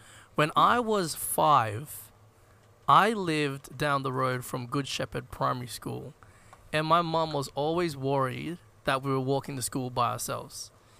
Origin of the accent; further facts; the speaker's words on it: Philippines; my set really centers around being Filipino.